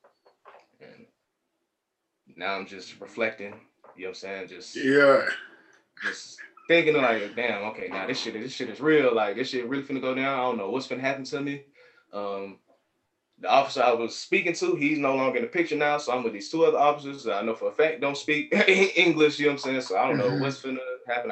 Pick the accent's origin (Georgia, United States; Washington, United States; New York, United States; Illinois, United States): Georgia, United States; Atlanta; I'm from Atlanta